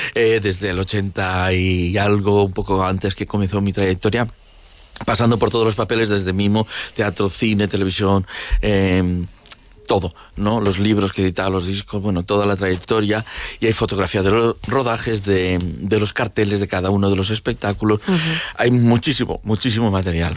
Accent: Valencia, Valencian Community, Spain; soy valenciano, que estoy en Valencia

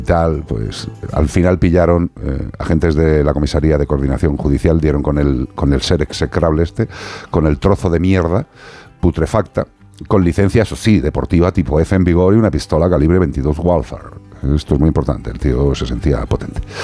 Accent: Galicia, Spain; yo soy tauro y gallego

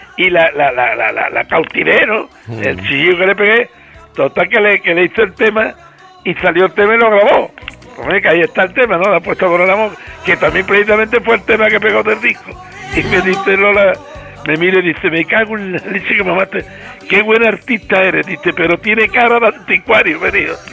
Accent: Jerez de la Frontera, Andalusia, Spain; also born or lived in Madrid; la calle donde yo nací

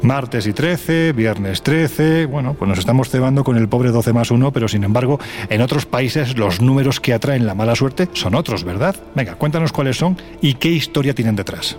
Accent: Andalusia, Spain; como andaluz

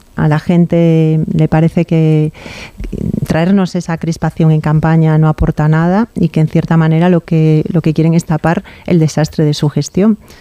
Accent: Galicia, Spain

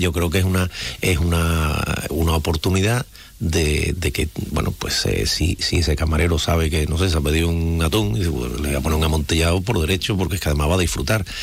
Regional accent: Jerez de la Frontera, Andalusia, Spain; nosotros, la gente de aquí, los jerezanos

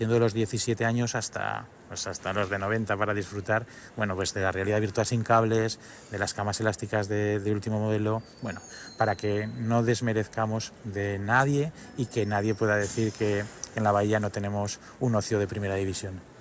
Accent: Aragon, Spain; a mí ya sabéis que por mi acento yo, de, yo no, soy, no soy de aquí, yo soy barreño de corazón, pero yo soy aragonés

